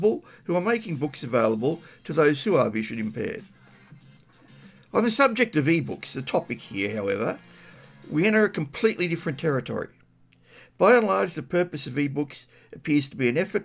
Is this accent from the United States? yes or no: no; Australia; As an Australian living within my country